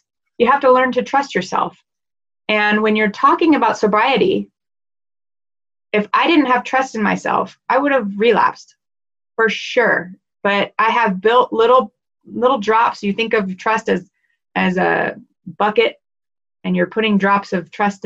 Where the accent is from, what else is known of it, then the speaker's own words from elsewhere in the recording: Dallas, Texas, United States; moved away; I'm from Dallas originally